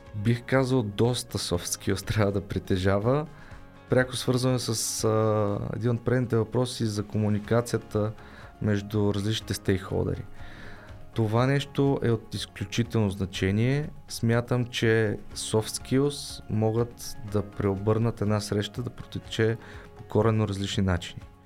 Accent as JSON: {"language": "Bulgarian", "country": "Bulgaria", "said": "аз не съм българин"}